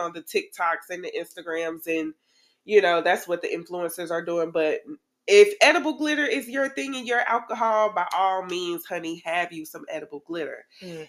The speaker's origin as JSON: {"language": "English", "town": "Tallahassee", "region": "Florida", "country": "United States", "tie": "born or raised there", "said": "I am originally from Tallahassee"}